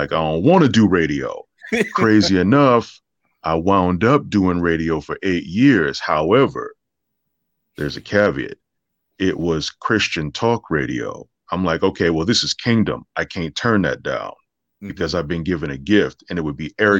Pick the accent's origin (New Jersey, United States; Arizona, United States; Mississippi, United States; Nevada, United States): Nevada, United States; Las Vegas; now in Los Angeles, United States; I'm originally from Vegas